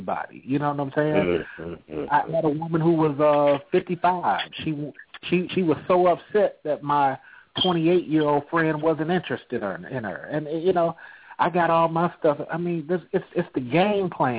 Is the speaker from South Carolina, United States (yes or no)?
no; Bay Area, California, United States; moved away as an adult; also born or lived in Georgia; now in Atlanta, United States; I'm originally from California, bro. I'm originally from the Bay Area. I just happened to be down here for 12 years